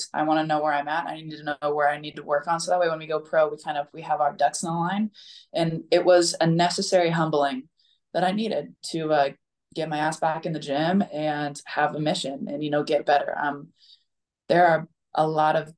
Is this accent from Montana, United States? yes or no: no; Boise, Idaho, United States; It was in my hometown, right? It's in Boise, Idaho.